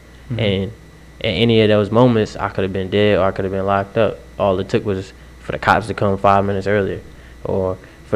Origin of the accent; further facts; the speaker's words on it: Waterbury, Connecticut, United States; I'm from Waterbury, Connecticut.